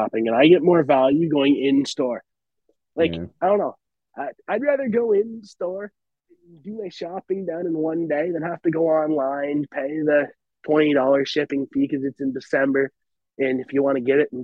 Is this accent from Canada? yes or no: yes; Dalhousie, Ontario, Canada; I'm from Dalhousie, Ontario